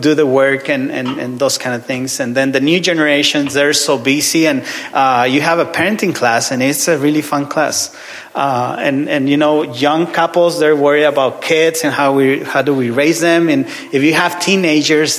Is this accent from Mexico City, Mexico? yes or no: no; Ciudad Juárez, Chihuahua, Mexico; English is a second language; moved away; I'm from Ciudad Juarez, which is border city with El Paso, Texas.